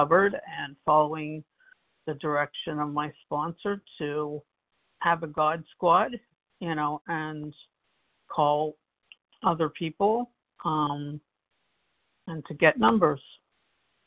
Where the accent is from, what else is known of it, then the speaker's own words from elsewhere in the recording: Florida, United States; I'm from Florida